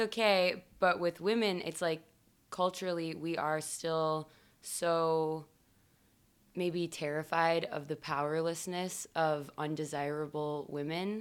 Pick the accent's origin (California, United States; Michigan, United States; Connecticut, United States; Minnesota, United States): Michigan, United States; New Baltimore; moved away; I am from Michigan originally